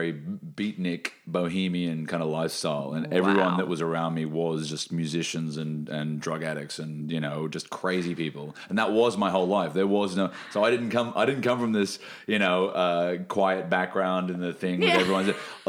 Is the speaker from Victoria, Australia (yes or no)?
no; Brisbane, Queensland, Australia; also born or lived in Sunshine Coast / New South Wales; now in Melbourne, Australia; And I grew up in Brisbane and in the Sunshine Coast. And a little bit in New South Wales, like Lismore, Byron Bay, when I was a really small chil